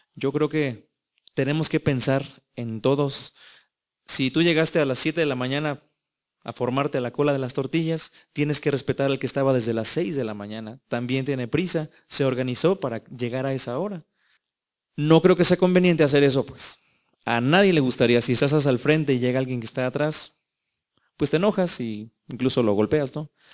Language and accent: Spanish; Mexico